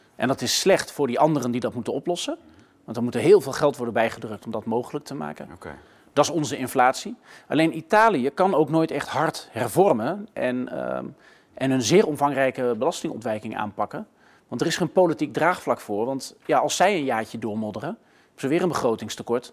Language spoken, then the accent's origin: Dutch; Gelderland, Netherlands; moved away; ik ben in Gelderland geboren. Dus wel op platteland. Dus ik ben eigenlijk een zoon van het platteland